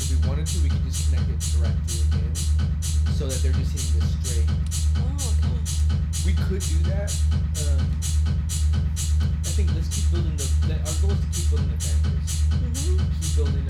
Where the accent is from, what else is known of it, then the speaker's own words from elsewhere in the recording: Southern California, United States; we are from Southern California.